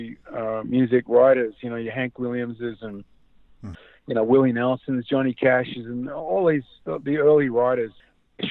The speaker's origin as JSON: {"language": "English", "country": "Australia", "moved": "as an adult", "lives_now": "Nashville, United States", "said": "having family now in the US and driving long distances for us in Australia"}